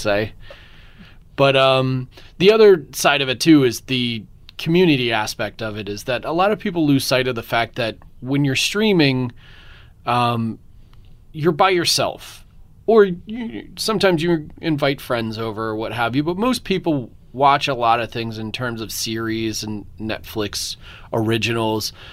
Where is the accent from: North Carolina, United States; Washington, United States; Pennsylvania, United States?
Pennsylvania, United States; Philadelphia; now in Austin, United States; I'm from Philadelphia originally